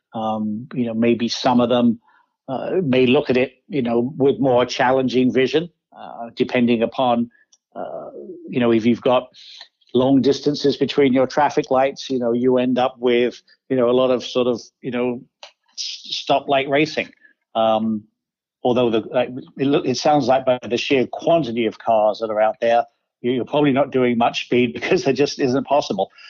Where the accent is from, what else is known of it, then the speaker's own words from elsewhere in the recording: Kent, South East England, United Kingdom; now in Detroit, United States; I grew up in Kent, southeast England